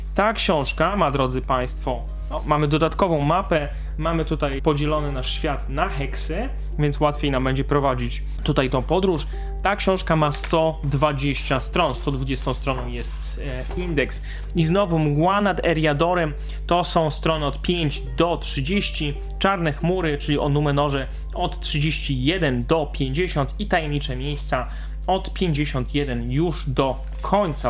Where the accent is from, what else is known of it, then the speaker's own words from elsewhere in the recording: Silesian Voivodeship, Poland; ja ze Śląska